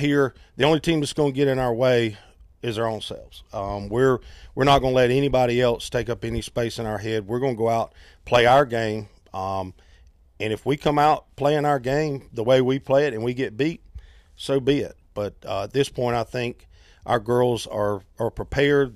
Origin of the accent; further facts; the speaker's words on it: Fort Mill, South Carolina, United States; I, I grew up in Fort Mill, went to the old Fort Mill High School.